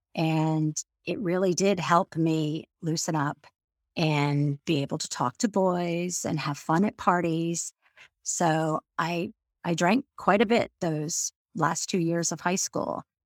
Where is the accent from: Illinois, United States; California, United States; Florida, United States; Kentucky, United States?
Florida, United States; moved away as an adult; also born or lived in New York City / Washington, D.C.; now in Maryland, United States; I grew up in Florida and after I graduated college, I lived in New York City for about seven and a half years